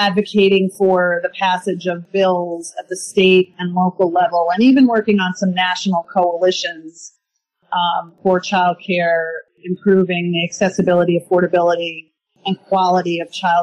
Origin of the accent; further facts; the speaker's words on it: Stony Brook, New York, United States; also born or lived in Port Jefferson, New York; I'm a born and bred Long Islander, born in Port Jefferson. I was raised in Stony Brook